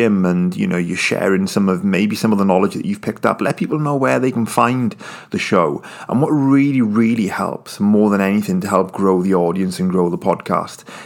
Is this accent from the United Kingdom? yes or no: yes; United Kingdom; I'm British